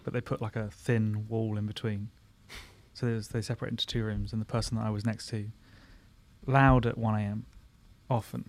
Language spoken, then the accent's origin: English; Surbiton, London, United Kingdom; I'm from Surbiton